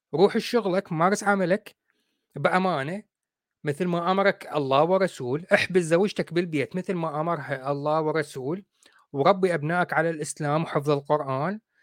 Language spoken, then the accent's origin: Arabic; Iraq; إحنا عندنا بالعراق نقول عفطة